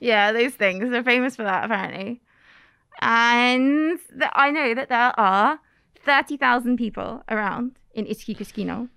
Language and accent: English; England, United Kingdom; moved away as an adult; now in Kagoshima, Japan; I am from England